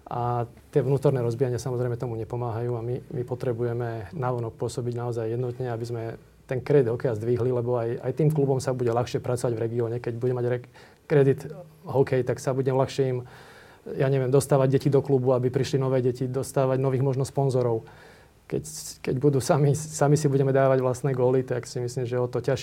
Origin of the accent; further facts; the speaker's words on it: Slovakia; akí sme my Slováci